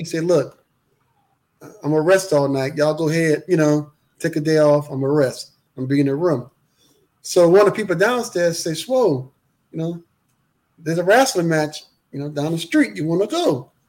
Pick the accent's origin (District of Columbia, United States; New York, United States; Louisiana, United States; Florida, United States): Louisiana, United States; New Orleans; "Man, look, I'm from New Orleans. I remember you from Mid-South.